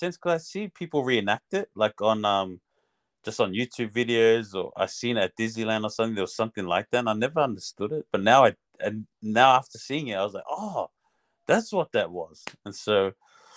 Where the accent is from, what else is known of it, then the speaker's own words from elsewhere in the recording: Melbourne, Victoria, Australia; also born or lived in New Zealand; I was born in New Zealand, but I grew up here in Australia